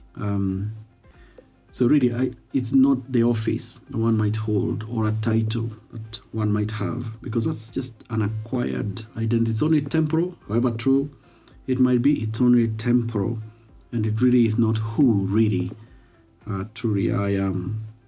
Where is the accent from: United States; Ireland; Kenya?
Kenya; I am Kenyan, and I'm a follower of Jesus Christ